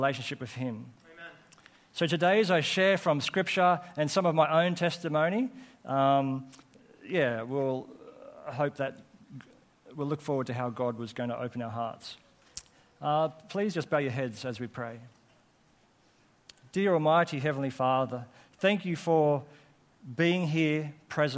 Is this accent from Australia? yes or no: yes; Coffs Harbour, New South Wales, Australia; born or raised there; also born or lived in Armidale, New South Wales